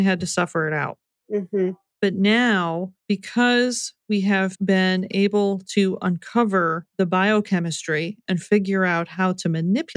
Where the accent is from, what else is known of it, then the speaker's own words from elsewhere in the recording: United States; I was raised in the American culture